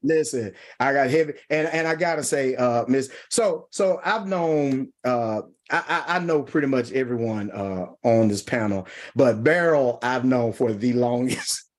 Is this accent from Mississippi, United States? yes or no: yes; Mississippi, United States; accent: country twang; I'm from Mississippi. I have a strong accent.